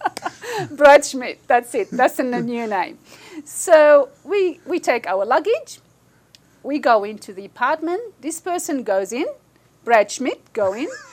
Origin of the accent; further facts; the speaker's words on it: Australia; we've never had any other passport except an Australian passport. So we are Australian first and foremost